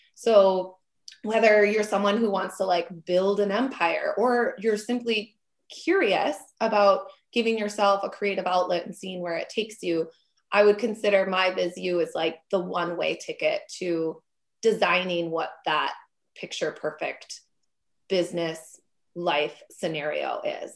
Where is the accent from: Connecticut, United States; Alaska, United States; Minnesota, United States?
Minnesota, United States; Minneapolis; now in Wisconsin, United States; I'm from Minneapolis area originally, and now I live in Wisconsin